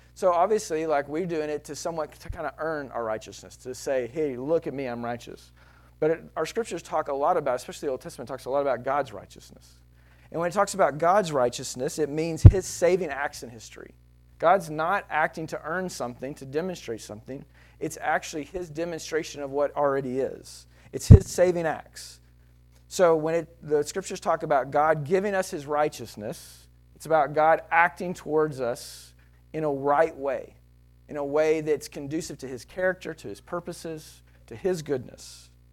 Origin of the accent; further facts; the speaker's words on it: Texas, United States; I'm Texan